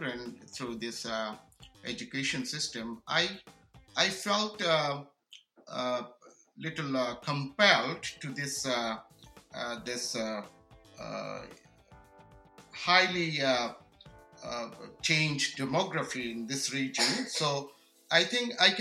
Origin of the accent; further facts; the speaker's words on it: Bangladesh; now in Clarington, Canada; I'm an immigrant from Bangladesh for the last 31 years.